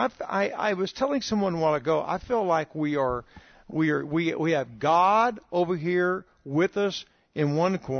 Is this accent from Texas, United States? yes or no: yes; near Houston, Texas, United States; moved away; I'm a Texan, and so I have a heart for Texas and grew up not far from Houston.